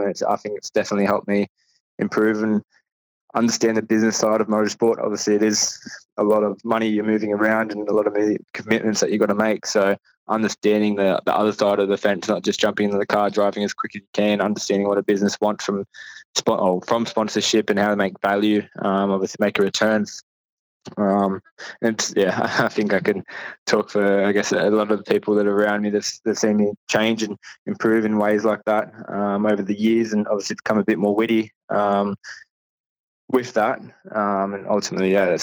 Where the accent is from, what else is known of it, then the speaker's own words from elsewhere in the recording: Penrith, New South Wales, Australia; I'm from Penrith